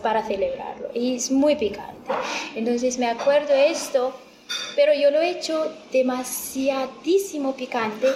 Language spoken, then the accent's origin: Spanish; Ethiopia; Spanish is a second language; now in Spain